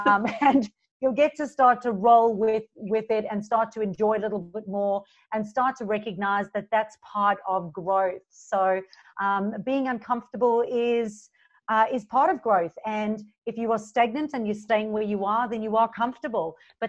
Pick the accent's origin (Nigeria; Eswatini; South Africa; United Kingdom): South Africa; moved away as an adult; now in Gold Coast, Australia; And you'll hear a mixture of my accent because I am originally from South Africa. So I moved from South Africa 11 years ago to the Gold Coast and didn't know anybody.